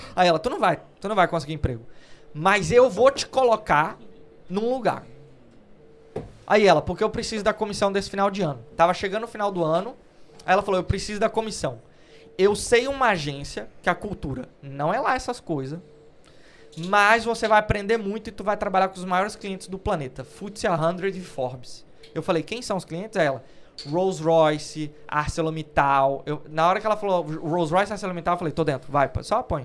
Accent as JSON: {"language": "Portuguese", "country": "Brazil", "moved": "yes", "lives_now": "United Kingdom", "said": "A gente é brasileiro"}